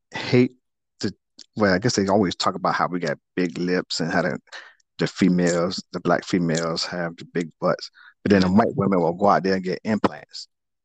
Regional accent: Jamaica; Sorry, my Jamaican people

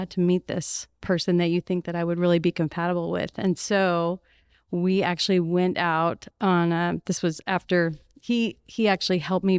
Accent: Philadelphia, Pennsylvania, United States; born there; I was born in Philadelphia, Pennsylvania.

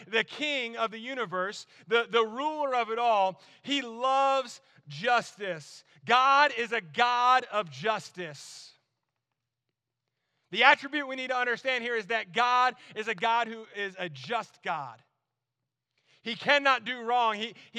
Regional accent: New Jersey, United States; accent: Jersey; also born or lived in North Carolina; I grew up in New Jersey. Like, we said awesome all the time. And, like, we would say it like that, too, because, like, I had a really thick Jersey accent.

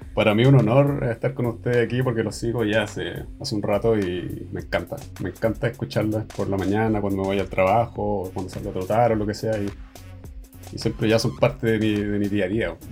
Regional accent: Viña del Mar, Valparaíso, Chile; moved away as an adult; now in Sweden; Pero soy chileno. Yo crecí y me crié en, en, Chile, pues soy de Viña.

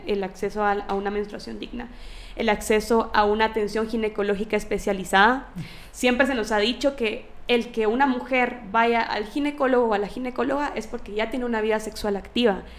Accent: Guatemala; mi país

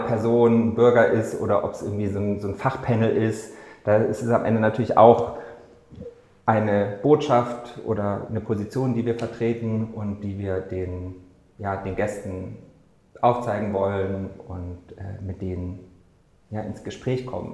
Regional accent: Munich, Bavaria, Germany; moved away as an adult; now in Berlin, Germany; im Bachelor in München damals noch studiert, wo ich herkomme

